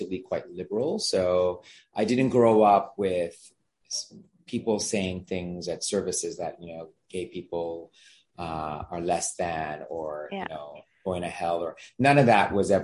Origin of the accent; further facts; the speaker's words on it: Vancouver, British Columbia, Canada; first language Gujarati; English is a second language; moved away; I was born and raised in Vancouver, Canada